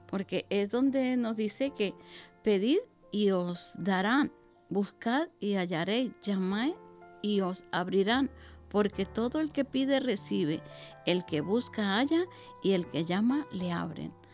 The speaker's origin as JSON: {"language": "Spanish", "country": "Venezuela", "also_born_or_lived": "Basque Country", "moved": "as an adult", "lives_now": "Bilbao, Spain", "said": "yo soy venezolana y estoy en el País Vasco"}